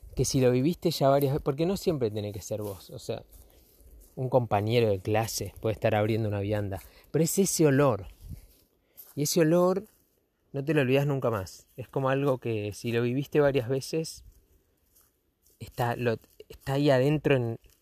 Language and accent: Spanish; Argentina; los fachos somos los argentinos